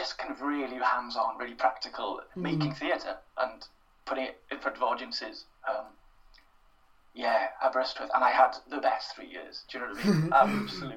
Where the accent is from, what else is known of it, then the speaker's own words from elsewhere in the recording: Wales, United Kingdom; first language Welsh; English is a second language; My home language was Welsh, my school language was Welsh